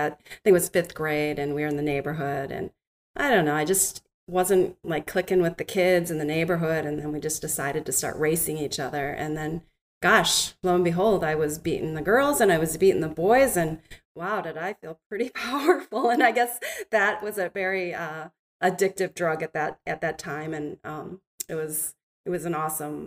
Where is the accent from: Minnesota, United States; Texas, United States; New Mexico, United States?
Minnesota, United States; also born or lived in South Korea; I was adopted when I was two from South Korea, and I grew up in Minnesota